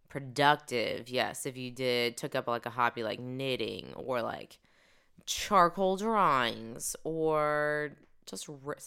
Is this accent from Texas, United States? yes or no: yes; Dallas, Texas, United States; We are a couple from Dallas, Texas who loves all things Disney.